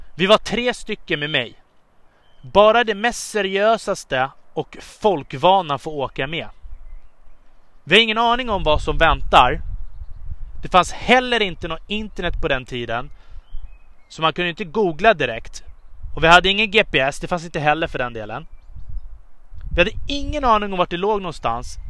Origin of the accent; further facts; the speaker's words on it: Upplands Väsby, Stockholm County, Sweden; Början av min uppväxt startade i Upplands Väsby